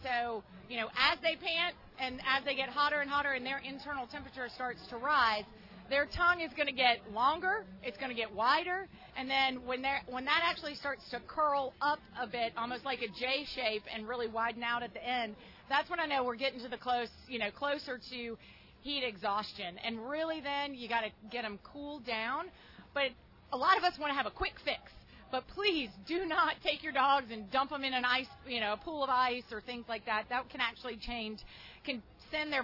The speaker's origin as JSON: {"language": "English", "town": "Baton Rouge", "region": "Louisiana", "country": "United States", "tie": "born or raised there", "also_born_or_lived": "Austin, Texas", "moved": "yes", "said": "I grew up in Baton Rouge and lived a good portion of my life in Austin, Texas"}